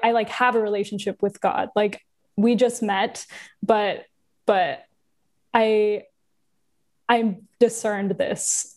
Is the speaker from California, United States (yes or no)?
yes; Southern California, United States; I grew up in Southern California, uh, small town-ish